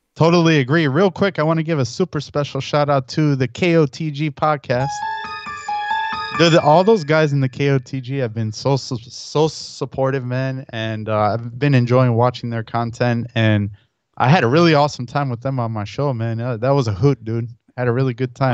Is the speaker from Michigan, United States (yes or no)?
no; Chicago, Illinois, United States; also born or lived in Elmhurst, Illinois / Saint Charles, Illinois; now in Naperville, United States; I was born and raised in the city of Chicago in the near West Side, and then, uh, towards, uh, like, uh, grade school time, I moved to Elmhurst, uh, which is a suburb of Chicago.